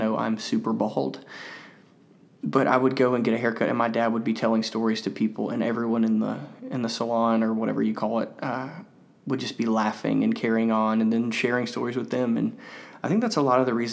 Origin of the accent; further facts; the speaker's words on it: Mississippi, United States; I was from Mississippi